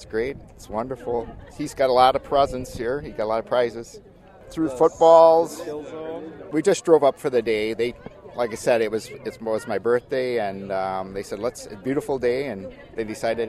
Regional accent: Little Chute, Wisconsin, United States; Little Chute, Wisconsin.

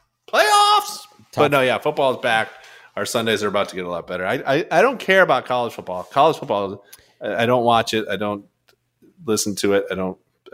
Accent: Boston, Massachusetts, United States; And we grew up in Boston. I mean, there was no college football.

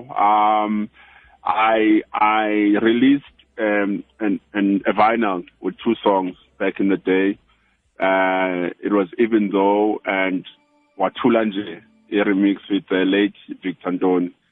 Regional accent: South Africa; I'm from South Africa.

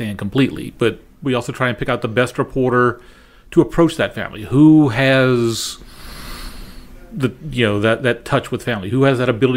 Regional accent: New Orleans, Louisiana, United States; now in St. Louis, United States; I grew up in New Orleans, which for a few years was the murder capital of the world.

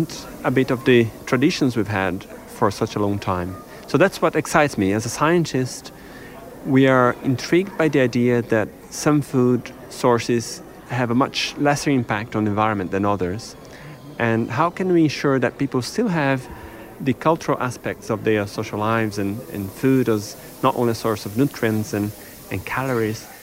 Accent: Brazil; moved away; I grew up in Brazil

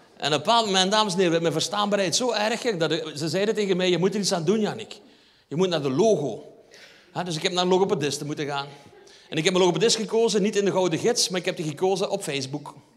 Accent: Limburg, Flanders, Belgium; ik kom van Limburg

